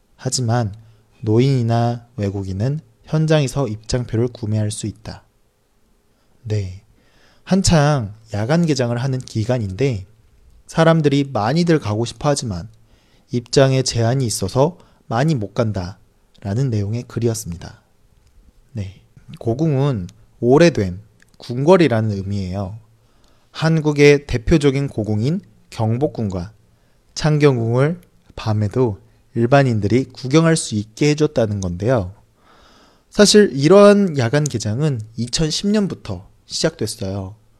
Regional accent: South Korea; 저는 한국 사람이고

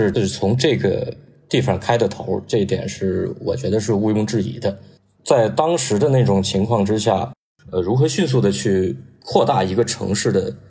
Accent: Northeast China, China; 我是东北人嘛

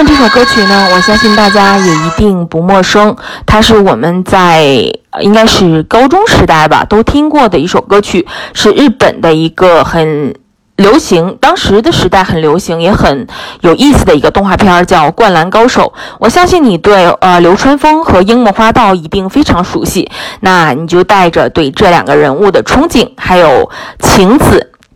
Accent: Heilongjiang, China; 因为我是东北人，那 那么在我们东北啊，冬天的时候啊，会下很大的雪，会结很厚的冰

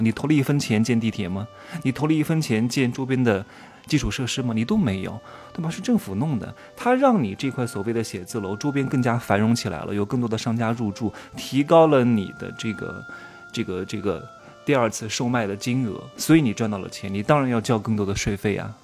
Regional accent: Wuhu, Anhui, China; moved away; 我的老家

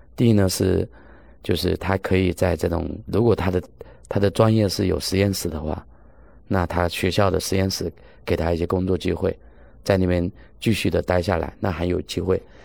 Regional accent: China; 我们中国人

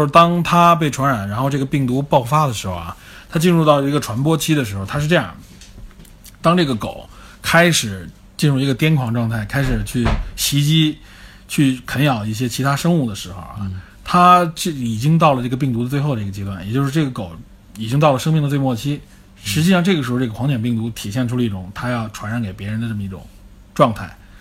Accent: China; 我们中国人

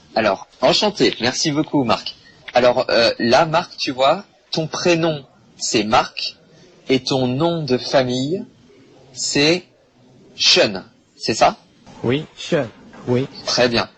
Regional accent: Bordeaux, Nouvelle-Aquitaine, France; je suis français, je viens de Bordeaux en France

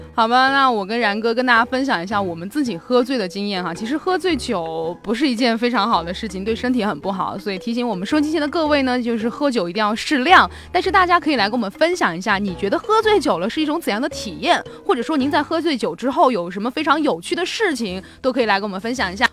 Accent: Sichuan, China; 用我们四川话说

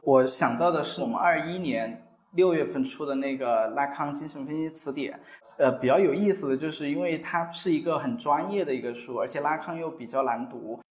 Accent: Chongqing, China; 这里是我家乡嘛

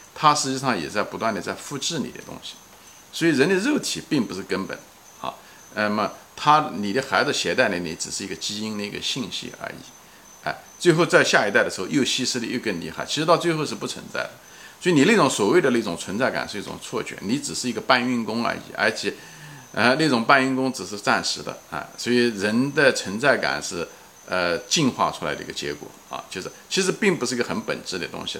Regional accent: China; 我们中文人，特别是中文人

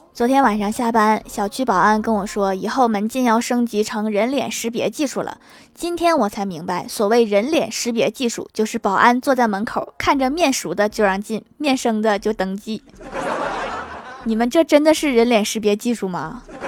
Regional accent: Northeast China, China; 虽然我也是东北的，但是我们这儿一般不用盆吃饭的

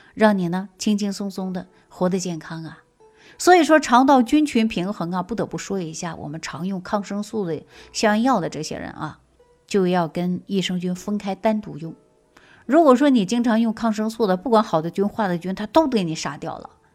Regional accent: Sichuan, China; 特别是我们四川人，一辈子呢吃酸菜、泡菜

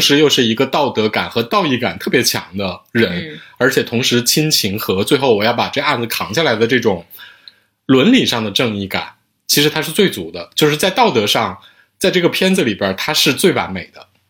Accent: Northeast China, China; 我作为一个东北人啊

